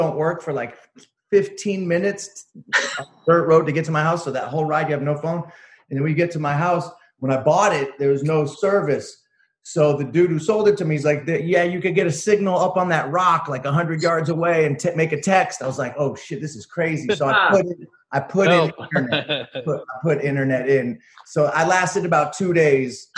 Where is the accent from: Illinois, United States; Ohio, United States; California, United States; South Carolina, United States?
California, United States; San Francisco; moved away as an adult; also born or lived in Berkeley / Oakland / New York / Los Angeles; now in Joshua Tree, United States; I'm from the Bay Area. I'm from the Bay. I grew up in San Francisco, Berkeley, Oakland area.